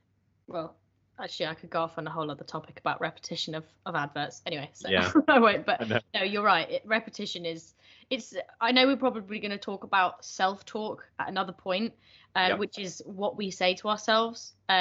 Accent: United Kingdom; Because as British, British people, I feel like don't really want

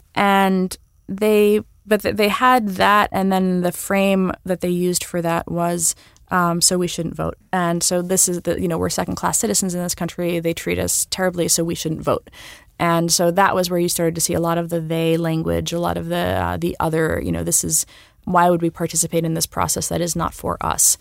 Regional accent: New York, United States; I'm a New Yorker I have New York pride

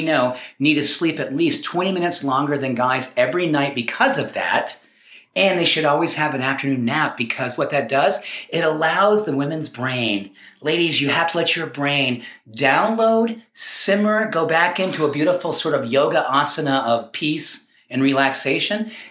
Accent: New England, United States; now in Colorado, United States; When I grew up back in New England, we had these things called lawns.

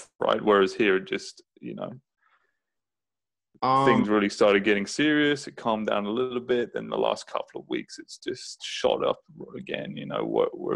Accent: Brighton, South East England, United Kingdom; now in Richmond, United States; I am from Brighton, England, and I live in Richmond, California

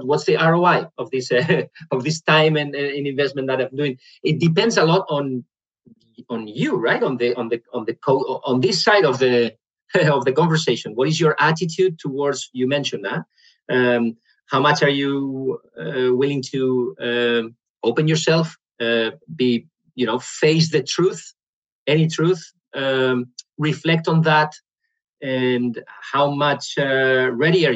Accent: Spain; English is a second language; moved away as an adult; now in Netherlands; I'm from Spain. But I live in the Netherlands since 3 years ago now

